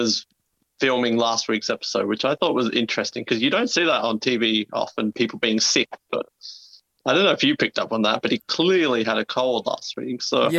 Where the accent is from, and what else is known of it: Australia; accent: Australian